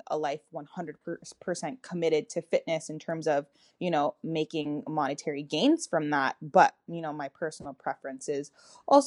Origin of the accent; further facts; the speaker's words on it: Toronto, Ontario, Canada; moved away as an adult; now in Atlanta, United States; So I'm originally from Toronto, Canada, and I moved to the U.S. and I've been here for a little over a decade now.